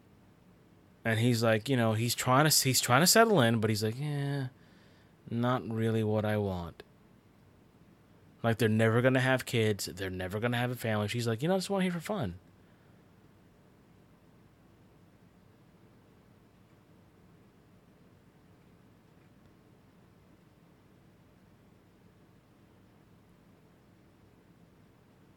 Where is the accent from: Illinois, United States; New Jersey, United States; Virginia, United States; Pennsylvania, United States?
New Jersey, United States; Union City; moved away; also born or lived in Florida; I grew up in New Jersey and Union City, and every single morning when I would get up, I would see the New York skyline